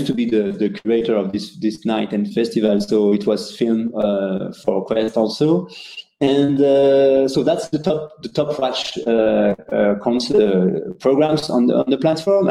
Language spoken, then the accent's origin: English; India; I'm from India